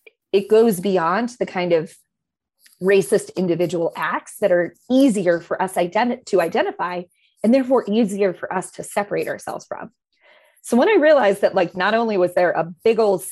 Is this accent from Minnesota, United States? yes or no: no; Maine, United States; I'm a white lady. I grew up in Maine, predominantly white schools